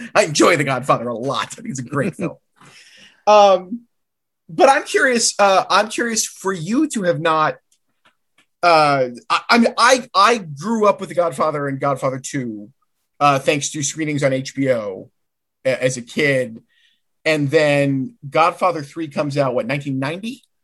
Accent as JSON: {"language": "English", "town": "Caro", "region": "Michigan", "country": "United States", "tie": "born or raised there", "said": "my local theater in Caro, Michigan, my hometown theater."}